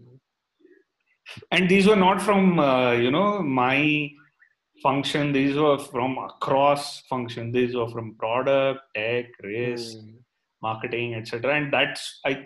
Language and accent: English; Goa, India; moved away; I grew up in Goa